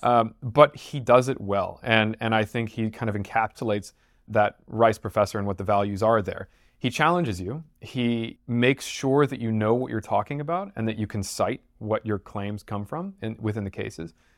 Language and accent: English; Houston, Texas, United States; I'm from Houston